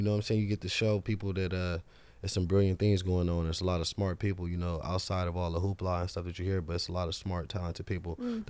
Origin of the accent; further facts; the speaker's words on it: Los Angeles, California, United States; born and raised. I'm from South Central, man. I'm with the Crenshaw. I'm with the Westchester.